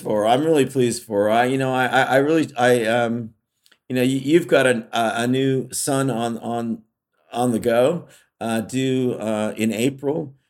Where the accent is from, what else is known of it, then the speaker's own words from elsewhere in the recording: California, United States; I grew up in California